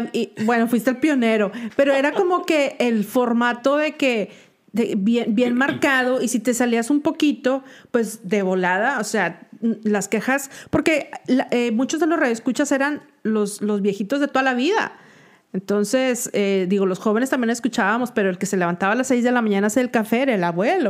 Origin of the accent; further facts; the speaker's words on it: Monterrey, Nuevo León, Mexico; moved away as an adult; now in Atlanta, United States; Soy regio y acabo de llegar